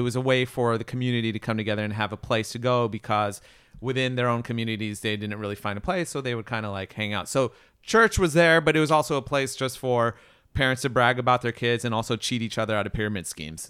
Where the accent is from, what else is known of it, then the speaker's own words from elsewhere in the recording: Riverside, California, United States; also born or lived in Ellicott City, Maryland / Orange County, California; now in Los Angeles, United States; Riverside is technically my hometown, but I grew up, uh, yeah, I grew up in Riverside